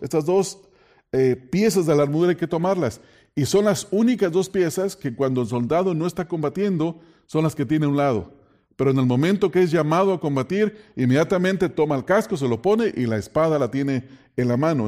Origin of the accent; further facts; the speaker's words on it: Mexico; en México, de donde yo vengo